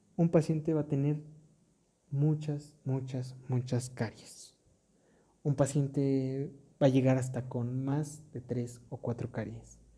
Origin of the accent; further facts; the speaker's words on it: Mexico; en mi país, México